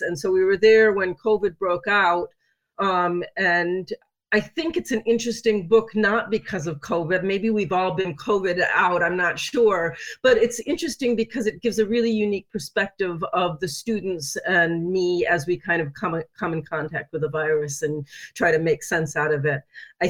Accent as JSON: {"language": "English", "region": "New York", "country": "United States", "tie": "born or raised there", "also_born_or_lived": "Seattle / Iowa / Florida / Japan", "said": "I was born in Seattle, Washington. I grew up in upstate New York. My first job was in Iowa. My second job was in Florida."}